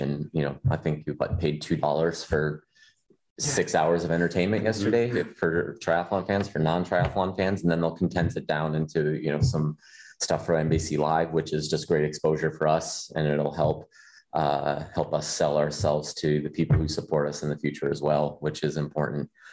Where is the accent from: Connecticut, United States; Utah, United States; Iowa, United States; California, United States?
Iowa, United States; Des Moines; Des Moines, which is right like my hometown